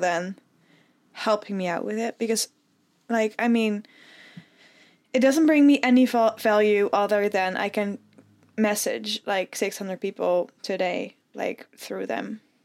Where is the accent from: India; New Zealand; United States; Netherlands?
Netherlands; as a Dutch person, I've never seen more snow than, like, two centimeters.